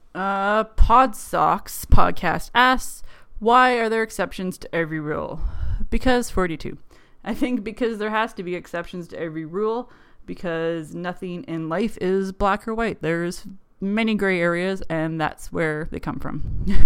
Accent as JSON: {"language": "English", "country": "Canada", "accent": "weird Canadian", "said": "probably my accent, how I pick up words like pop and bar and boat and pants and just have a really weird Canadian accent"}